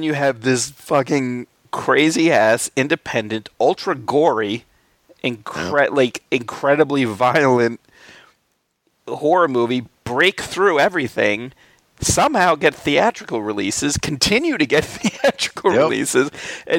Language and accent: English; Albany, New York, United States; growing up in Albany, New York